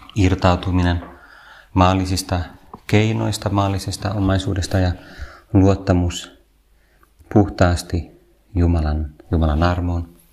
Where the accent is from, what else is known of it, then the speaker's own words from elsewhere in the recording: Vantaa, Uusimaa, Finland; Minä olen ylpeästi Vantaalta